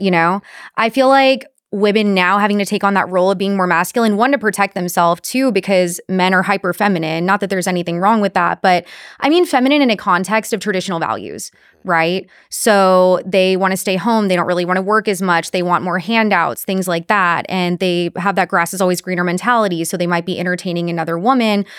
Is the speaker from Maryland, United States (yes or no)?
no; Corpus Christi, Texas, United States; Corpus Christi, my hometown